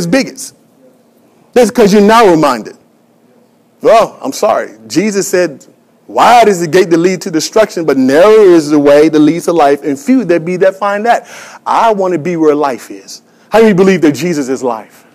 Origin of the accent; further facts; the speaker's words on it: United States; I'm an American